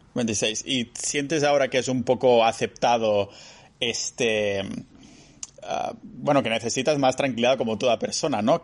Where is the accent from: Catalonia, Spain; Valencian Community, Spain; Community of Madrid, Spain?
Catalonia, Spain; near Barcelona; moved away as an adult; now in Estonia; Cuando estaba en mi pueblo cerca de Barcelona